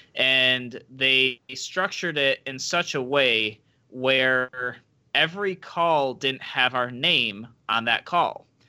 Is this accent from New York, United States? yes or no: yes; Rochester, New York, United States; I am a native New Yorker, born and raised in Rochester, New York